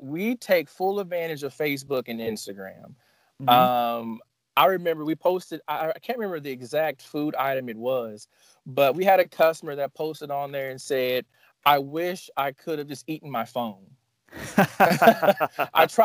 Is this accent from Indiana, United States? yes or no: yes; Evansville, Indiana, United States; This is my hometown